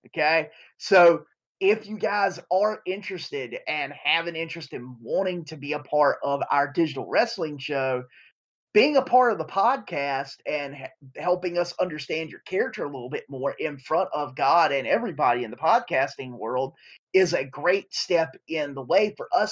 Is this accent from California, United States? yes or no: no; Eastern North Carolina, United States; I'm from Eastern North Carolina